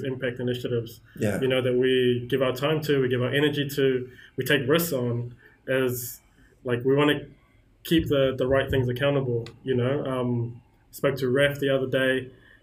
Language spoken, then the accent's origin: English; South Africa; now in New Zealand; I'm from South Africa. And there's quite a few South Africans in New Zealand, and the challenge for me is that a lot of my, like, I've still got my South African passport, I'm a resident, you know, been here for 15 years